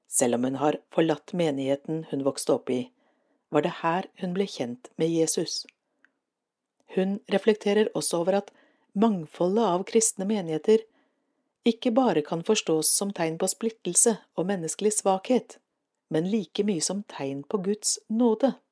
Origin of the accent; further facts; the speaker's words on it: Råde, Østfold, Norway; Jeg vokste opp i Råde, med søndagsskole på Furuly menighetssenter, og med en naturlig tilknytning til Den norske kirke gjennom barnekor og andre aktiviteter for barn.